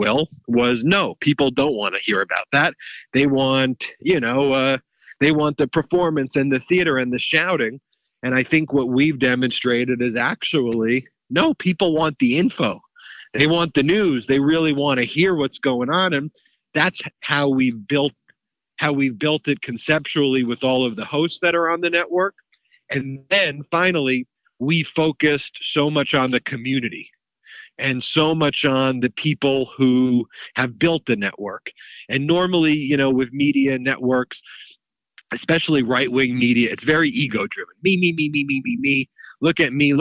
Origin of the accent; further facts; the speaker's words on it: Long Island, New York, United States; moved away; I grew up in Long Island, New York